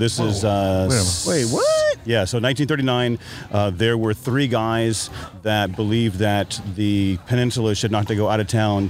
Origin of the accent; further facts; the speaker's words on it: Redwood City, California, United States; from Redwood City, born and raised here.